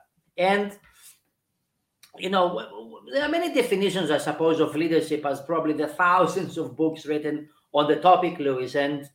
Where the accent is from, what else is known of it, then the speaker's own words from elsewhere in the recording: Switzerland; moved away; I think I understood what leadership is when I was in the UK because I came from Switzerland.